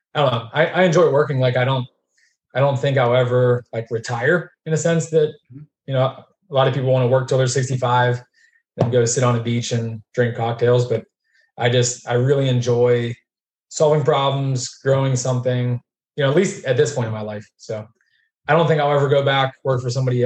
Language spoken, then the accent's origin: English; Pittsburgh, Pennsylvania, United States; we grew up middle class in Pittsburgh, just outside of like the city